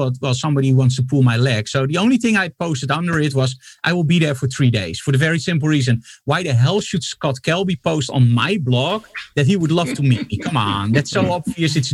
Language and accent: English; Netherlands; from the Netherlands.